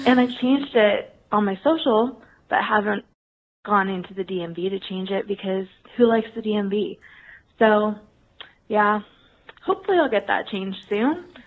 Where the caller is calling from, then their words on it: California, United States; I'm calling from California